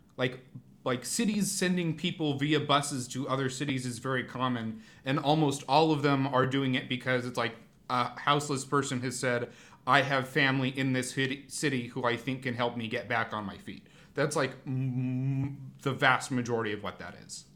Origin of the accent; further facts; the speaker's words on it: Portland, Oregon, United States; growing up in Portland and Oregon, maybe more generally, so much of your conception about, like, what makes this region unique is its greenery